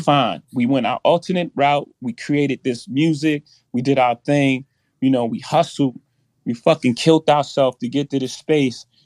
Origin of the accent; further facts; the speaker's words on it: New York City, New York, United States; I come from Marcy Projects. In my first house, six fifteen Lexington Avenue, my mo, grandmother's house